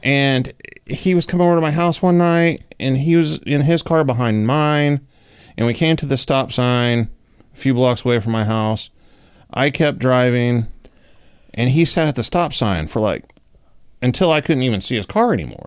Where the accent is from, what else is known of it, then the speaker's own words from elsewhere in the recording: Oklahoma, United States; Growing up in Oklahoma